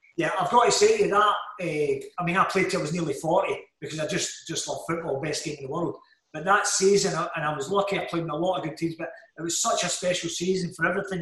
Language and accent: English; Glasgow, Scotland, United Kingdom; I grew up in Glasgow. I'm from the Gorbals